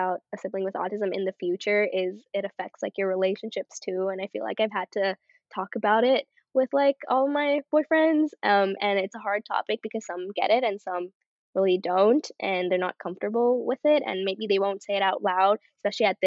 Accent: Canada; I'm Canadian

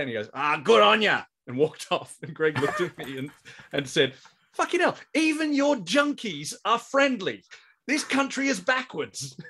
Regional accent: Australia; here in Australia

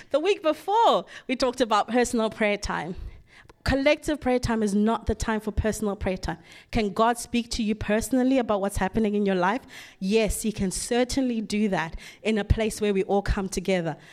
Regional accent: Zimbabwe; moved away; growing up in Zimbabwe

